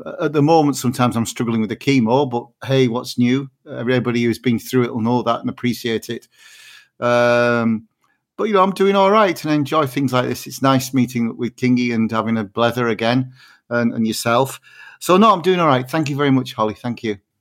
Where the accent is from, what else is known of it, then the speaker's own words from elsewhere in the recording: Barrow-in-Furness, North West England, United Kingdom; I was born and brought up in Barrow in Furness